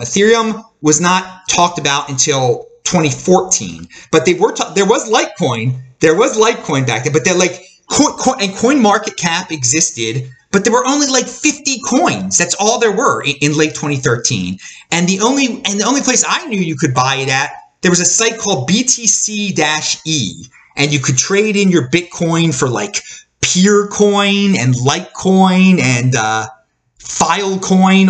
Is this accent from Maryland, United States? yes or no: yes; Baltimore, Maryland, United States; I'm from Baltimore, Maryland in, in the United States